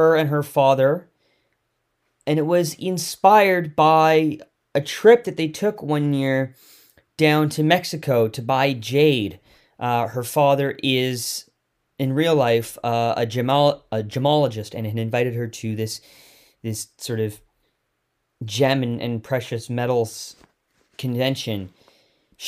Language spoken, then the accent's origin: English; Victoria, British Columbia, Canada; Growing up in Victoria